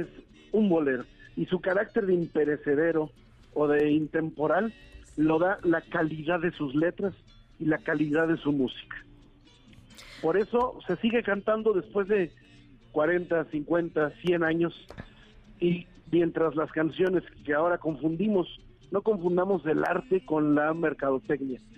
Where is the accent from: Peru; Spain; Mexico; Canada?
Mexico; como mexicano, como bolerista